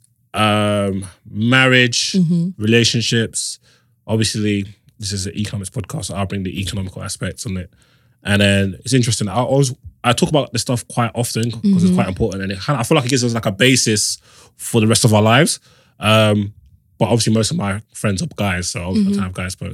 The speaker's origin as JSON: {"language": "English", "country": "Nigeria", "said": "I'm Nigerian."}